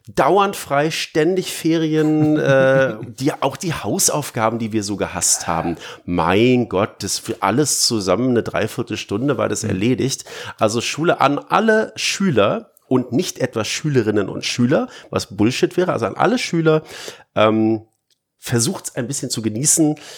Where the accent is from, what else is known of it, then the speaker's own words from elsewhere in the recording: Berlin, Germany; ich bin halt Berliner